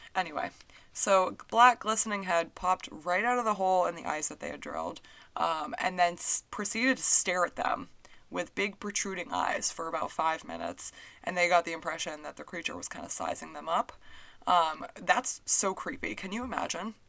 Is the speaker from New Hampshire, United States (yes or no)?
yes; New Hampshire, United States; growing up in New Hampshire